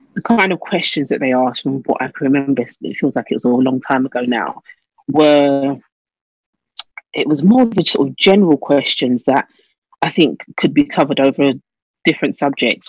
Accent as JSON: {"language": "English", "region": "London", "country": "United Kingdom", "tie": "born or raised there", "also_born_or_lived": "Nassau, Bahamas", "moved": "as an adult", "said": "was born and bred in London"}